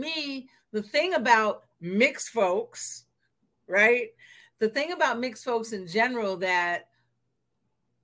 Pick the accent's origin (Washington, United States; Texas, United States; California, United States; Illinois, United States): Washington, United States; Seattle; I'm from Seattle, Washington. Grew up in the 50s and 60s.